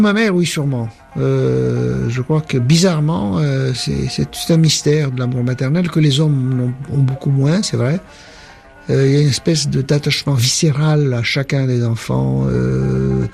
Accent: Tunis, Tunis Governorate, Tunisia; moved away; also born or lived in France; je suis tunisien de culture arabe, juif de confession, français de culture

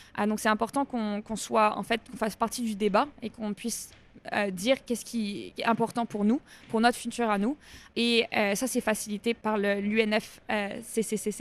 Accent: Canada; je viens du Canada

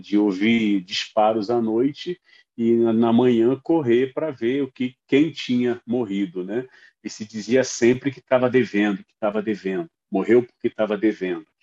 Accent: São Gonçalo, Rio de Janeiro, Brazil; moved away; com minha infância em São Gonçalo

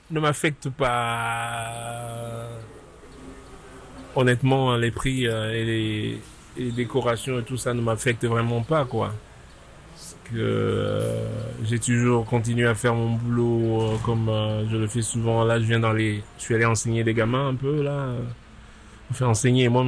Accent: East, Cameroon; also born or lived in France; now in United States; Donc, je suis euh, natif du Cameroun, à l'est du Cameroun, et j'ai grandi au Cameroun. Donc, et je quitte le Cameroun pour aller donc en France où je reste un peu de temps.

